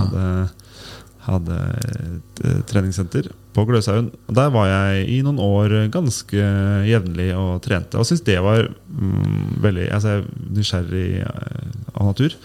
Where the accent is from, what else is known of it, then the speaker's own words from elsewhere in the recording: Tønsberg, Vestfold, Norway; Jeg kommer fra Eik i Tønsberg.